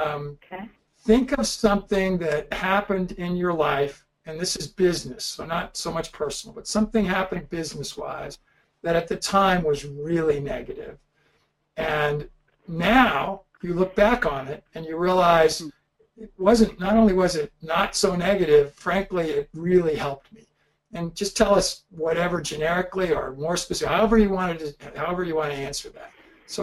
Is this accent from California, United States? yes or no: yes; California, United States; I grew up in California, and it was all hard courts.